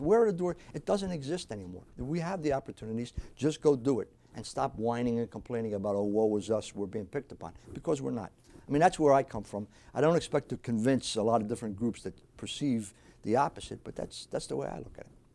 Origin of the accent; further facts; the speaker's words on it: New Jersey, United States; also born or lived in South Philadelphia, Pennsylvania; I was born in South Philadelphia. We moved to New Jersey when I was about four years old.